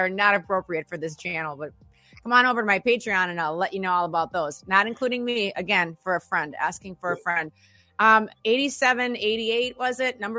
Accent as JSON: {"language": "English", "town": "Minneapolis", "region": "Minnesota", "country": "United States", "tie": "born or raised there", "said": "I grew up in Minneapolis, Minnesota"}